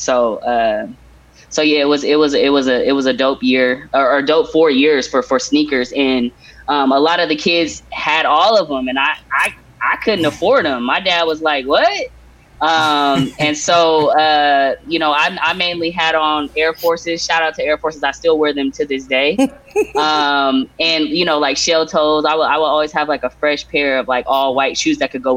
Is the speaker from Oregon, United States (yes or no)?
yes; Portland, Oregon, United States; Born and raised in Portland, the backyard of the Swoosh